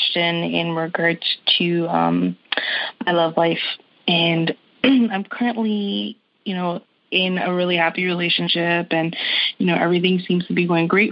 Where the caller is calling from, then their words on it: Toronto, Ontario, Canada; I'm calling from Toronto, Canada